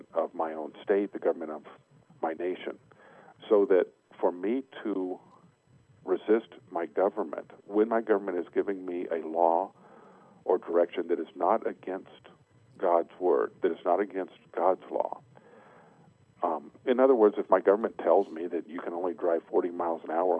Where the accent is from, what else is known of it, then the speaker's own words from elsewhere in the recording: United States; we are American. We're citizens of the United States of America.